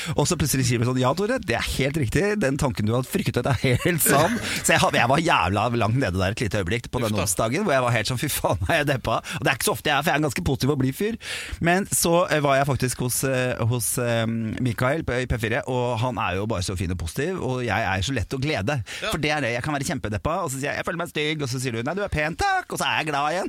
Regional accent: Norway; vi er født i Norge

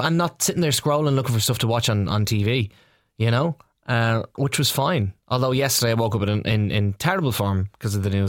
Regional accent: Dublin, Leinster, Ireland; I'm from Ballymun.

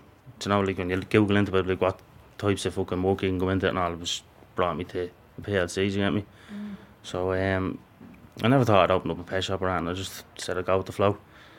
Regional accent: Dublin, Leinster, Ireland; From Coolock, I grew up in Coolock all my life. I'm 27, now I'm 28 on Friday.

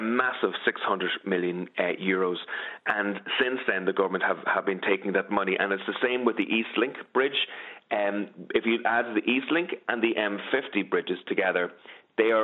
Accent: County Meath, Ireland; I'm obviously from Meath

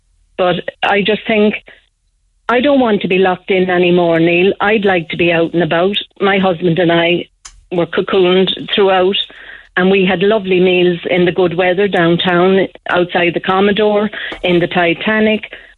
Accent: Newbridge, County Kildare, Ireland; moved away; I'm originally from Newbridge, County Kildare, but we all emigrated in the 60s.

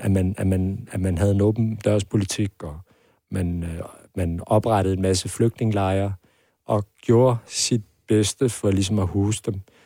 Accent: Hvidovre, Capital Region of Denmark, Denmark; jeg voksede op ude i Avedre Stationsby

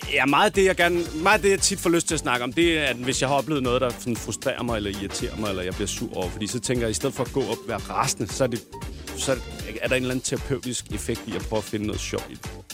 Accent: Denmark; vi er danskere jo. Det er fordi, vi bor i Danmark

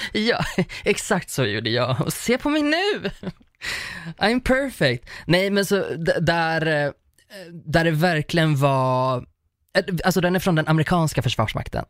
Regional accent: Uppsala, Uppsala County, Sweden; Jag är uppvuxen i Uppsala

